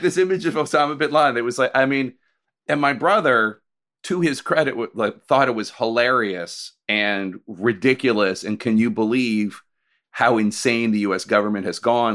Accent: Philadelphia, Pennsylvania, United States; also born or lived in Staten Island, New York; I'm from Philly

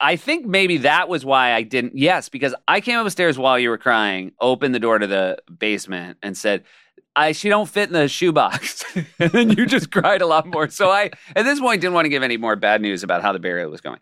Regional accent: New Hampshire, United States; We grew up in New Hampshire

